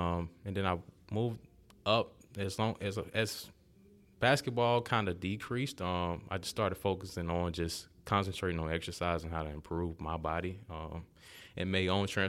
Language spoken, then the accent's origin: English; Montgomery, Alabama, United States; Well, I'm from Montgomery, Alabama.